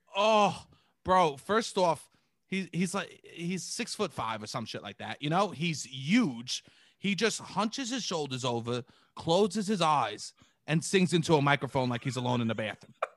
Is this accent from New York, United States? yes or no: yes; New York City, New York, United States; as being, like, a New York kid, especially because I was from Staten Island